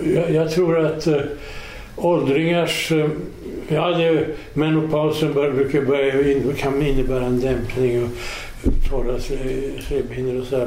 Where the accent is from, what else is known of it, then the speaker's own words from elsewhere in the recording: Sweden; som svensk